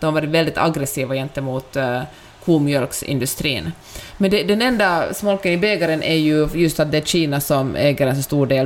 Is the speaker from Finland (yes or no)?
yes; Finland; accent: Finland-Swedish; now in Sweden; min finlandssvenska